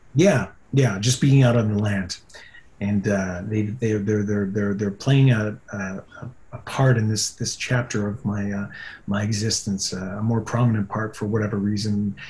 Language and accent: English; Yukon, Canada; also born or lived in California; now in Vancouver, Canada; I'll always be a Yukon boy at heart, and I go back every year